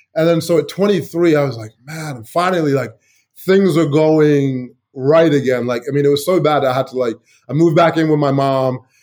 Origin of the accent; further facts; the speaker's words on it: Chicago, Illinois, United States; moved away as an adult; also born or lived in England; now in Asia; growing up in Chicago